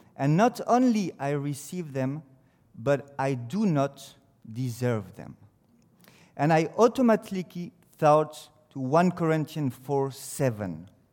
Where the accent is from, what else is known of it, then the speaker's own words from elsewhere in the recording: France; English is a second language; it's a French who comes to speak to you